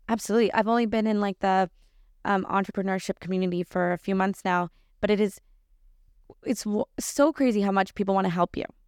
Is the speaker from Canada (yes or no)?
yes; Lion's Head, Ontario, Canada; I grew up in Lionshead, so even smaller.